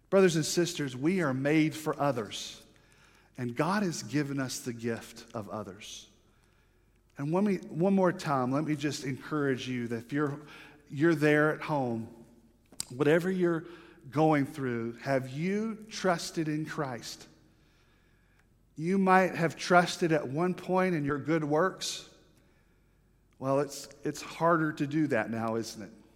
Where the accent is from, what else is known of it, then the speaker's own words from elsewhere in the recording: the South, United States; I'm from the South, and I'm Baptist